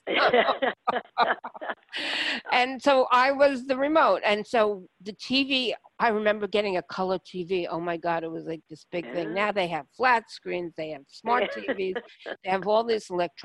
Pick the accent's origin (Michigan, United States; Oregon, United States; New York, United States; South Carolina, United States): New York, United States; New York City; I grew up in Brooklyn